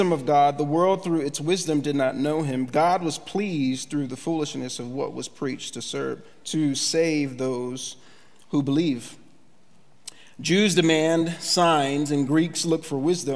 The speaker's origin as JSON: {"language": "English", "town": "Philadelphia", "region": "Pennsylvania", "country": "United States", "moved": "as an adult", "lives_now": "Kearney, United States", "said": "our family, we are from Philadelphia"}